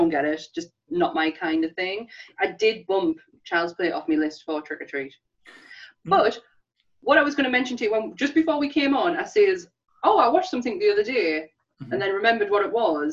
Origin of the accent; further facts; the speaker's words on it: United Kingdom; being us in the UK